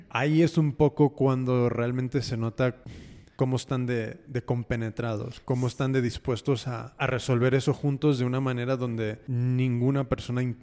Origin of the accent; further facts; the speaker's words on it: United States; yo personalmente, yo nacido y criado en Estados Unidos.